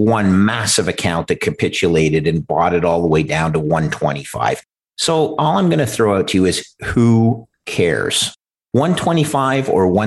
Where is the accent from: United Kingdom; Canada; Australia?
Canada; as a Canadian